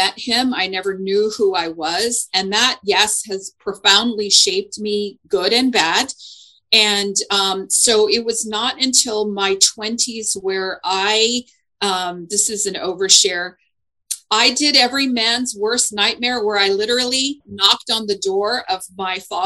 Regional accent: Houston, Texas, United States; I am a native Houstonian.

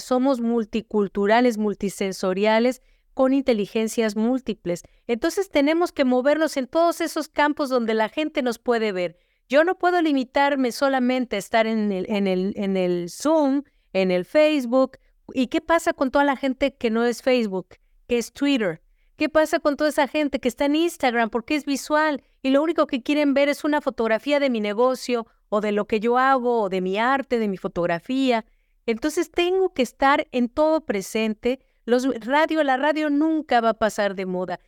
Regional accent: Mexico City, Mexico; moved away as an adult; now in United States; Yo crecí en la Ciudad de México rodeada de las pirámides, del centro histórico

